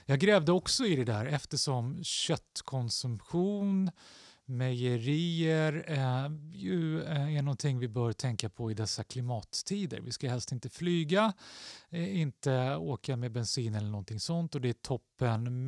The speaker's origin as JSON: {"language": "Swedish", "town": "Stockholm", "region": "Stockholm County", "country": "Sweden", "tie": "born or raised there", "said": "jag växte upp i Axelsberg, två tunnelbanestationer från Aspudden"}